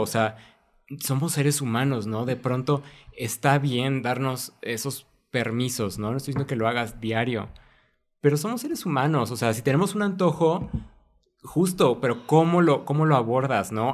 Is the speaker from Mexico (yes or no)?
yes; Mexico; como cultura mexicana